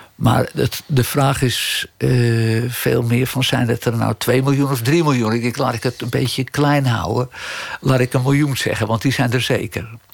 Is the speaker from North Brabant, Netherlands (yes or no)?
no; Amsterdam, North Holland, Netherlands; accent: Amsterdams; Ik ben geboren en getogen in Amsterdam